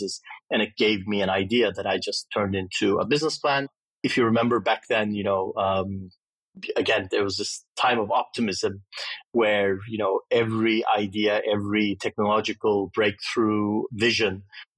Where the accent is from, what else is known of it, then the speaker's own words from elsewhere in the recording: Istanbul, Turkey; moved away as an adult; also born or lived in Austin, Texas, United States; Istanbul was a great place to grow up when I was young. I'm 51, so I grew up in Turkey in the 70s and 80s, and then left after high school to go to university in the U.S.